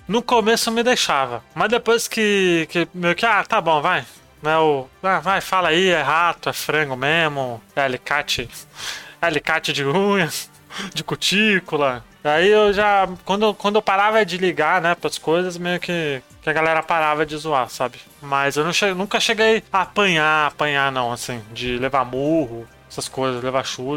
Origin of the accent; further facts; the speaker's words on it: São Paulo, Brazil; Nasci na Vila Riete, bairro de São Paulo, Zona Sul